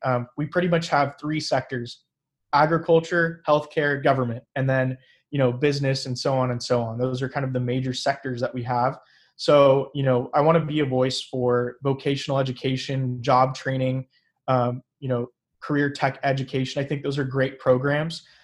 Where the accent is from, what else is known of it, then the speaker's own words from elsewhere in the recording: Fresno, California, United States; also born or lived in Sacramento; I was born and raised here in Fresno